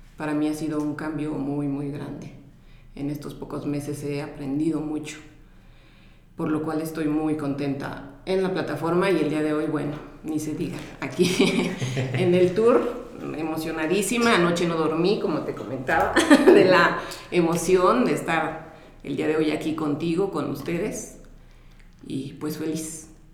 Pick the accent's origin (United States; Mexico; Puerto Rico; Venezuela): Mexico; soy de México